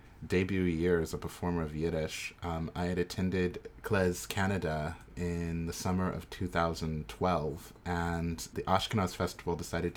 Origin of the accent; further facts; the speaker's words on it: New York, United States; moved away as an adult; also born or lived in Oakland; I'm from New York, but I'm moving to Oakland next week